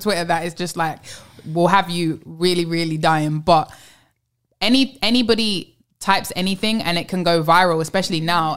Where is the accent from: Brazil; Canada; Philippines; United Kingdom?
United Kingdom; London; also born or lived in New York; now in Los Angeles, United States; I live, obviously, I'm from London. I've lived in New York.